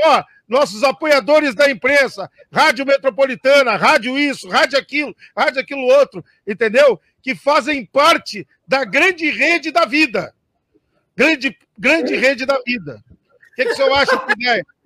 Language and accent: Portuguese; Flores da Cunha, Rio Grande do Sul, Brazil; eu sou de Flores da Cunha